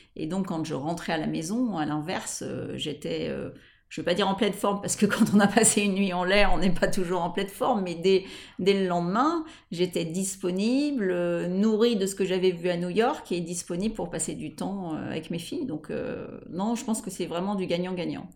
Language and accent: French; Paris, Île-de-France, France; Je suis parisienne, j'ai habité Paris la plupart de, de, ma vie